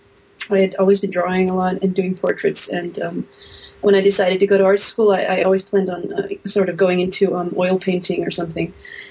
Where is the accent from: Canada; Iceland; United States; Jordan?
Iceland; Hafnarfjörður, Capital Region; English is a second language; I am at the moment I'm in Iceland, in my hometown of Hafnarfjörður.